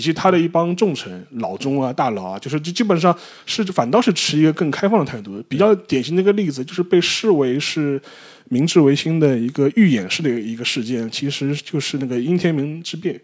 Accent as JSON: {"language": "Chinese", "country": "China", "said": "但不会像我们中国人想象的这么"}